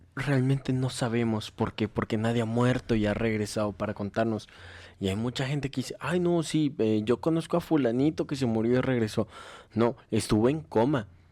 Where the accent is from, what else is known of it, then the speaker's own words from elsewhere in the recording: Mexico; como somos mexicanos